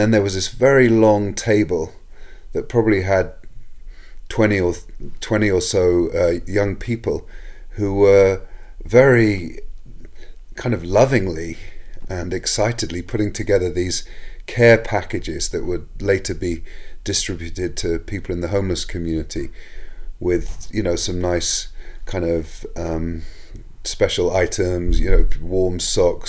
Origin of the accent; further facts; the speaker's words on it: England, United Kingdom; now in United States; Growing up in England